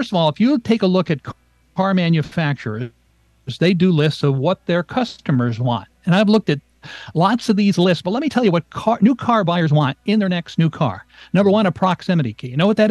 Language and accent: English; New England, United States; I grew up in New England, so a station, one of my favorite stations, rock and roll, was WRKO and WMEX out of Boston.